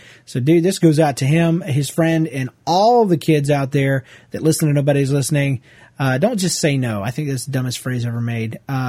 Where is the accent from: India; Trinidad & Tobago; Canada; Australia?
Canada; Ontario; It took us 3 days of driving to get there. We are from Ontario, Canada, but it was great.